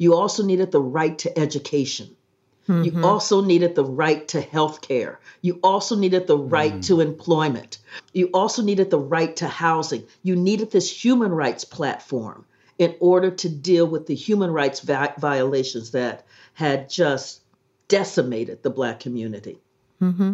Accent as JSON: {"language": "English", "town": "Columbus", "region": "Ohio", "country": "United States", "tie": "born or raised there", "said": "I grew up in Columbus, Ohio"}